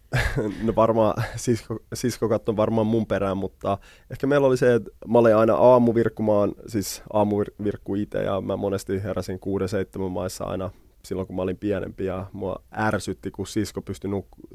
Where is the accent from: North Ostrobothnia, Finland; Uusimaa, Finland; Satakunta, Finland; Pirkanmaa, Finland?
Uusimaa, Finland; Helsinki; also born or lived in Germany / Sweden; me muutettiin suoraan Punavuoreen